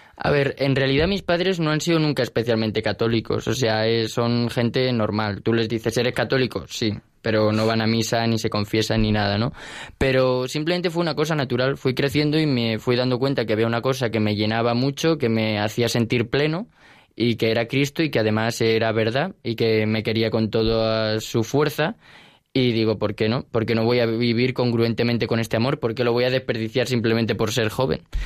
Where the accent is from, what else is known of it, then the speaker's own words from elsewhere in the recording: Alicante, Valencian Community, Spain; moved away as an adult; now in Madrid, Spain; vengo de Alicante. Allí estudié toda mi vida en los jesuitas